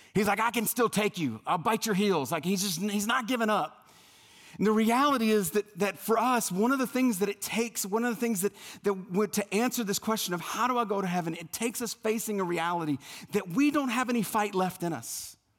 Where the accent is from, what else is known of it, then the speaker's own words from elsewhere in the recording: South Louisiana, United States; moved away; growing up in South Louisiana